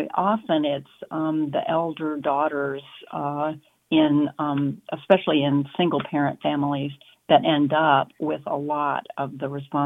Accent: South Carolina, United States; moved away; I grew up in South Carolina

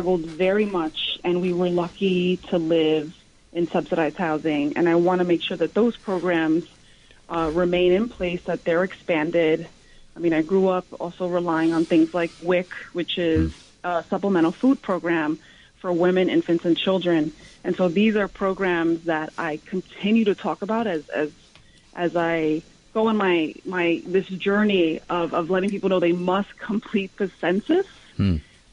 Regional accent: New York City, New York, United States; where I grew up on Stanton Street

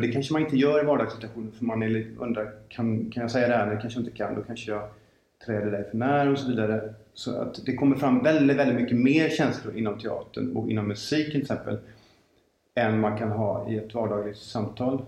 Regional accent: Gothenburg, Västra Götaland, Sweden; jag är född i Göteborg, jag har bott här större delen av mitt liv

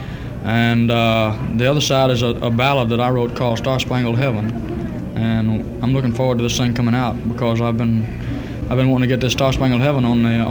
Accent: Mississippi, United States; we all grew up in the same area. I was born in Mississippi, and so was he.

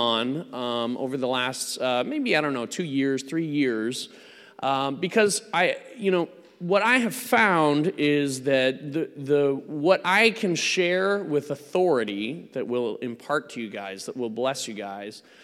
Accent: United States; I'm not from around these parts. I am, I'm an American

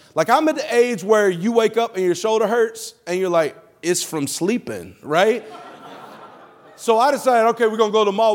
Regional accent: Alabama, United States; moved away; I'm from Alabama originally.

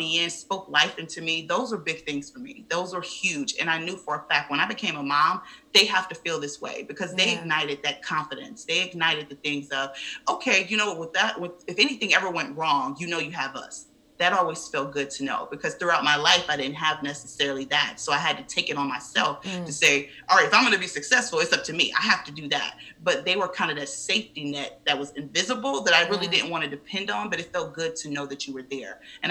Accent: Cleveland, Ohio, United States; moved away as an adult; now in Atlanta, United States; born and raised in Cleveland, Ohio, and actually moved to Atlanta in 2016

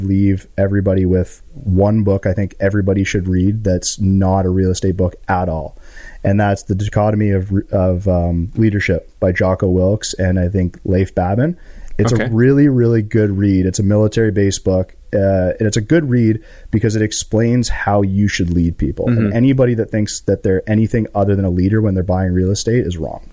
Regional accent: Canada; we are all happy and proud to be Canadian

